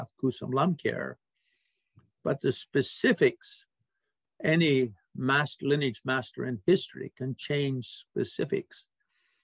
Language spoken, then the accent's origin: English; Canada; we Canadians say codification